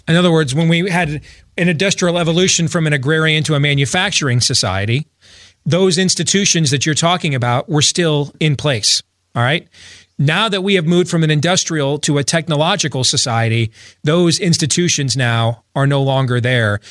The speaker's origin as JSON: {"language": "English", "region": "Iowa", "country": "United States", "tie": "born or raised there", "said": "my home state of Iowa"}